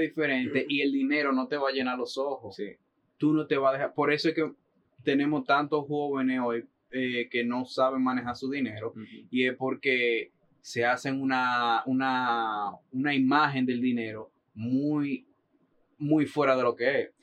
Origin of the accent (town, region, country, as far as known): Dominican Republic; moved away as an adult; now in New York, United States